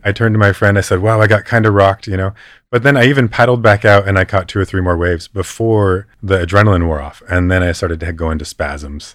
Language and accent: English; West Coast of California, United States; I grew up surfing in the West Coast of California